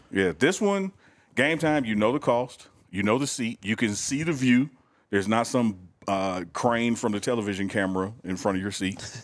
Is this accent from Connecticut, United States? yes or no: no; Mississippi, United States; I'm black from Mississippi